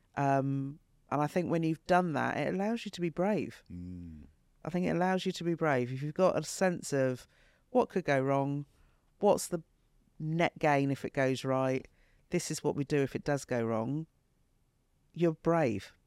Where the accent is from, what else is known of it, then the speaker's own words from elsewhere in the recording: United Kingdom; from when I was 10 growing up in Britain